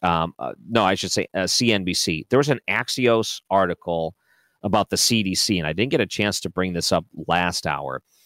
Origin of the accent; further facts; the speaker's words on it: Detroit, Michigan, United States; when I grew up in Detroit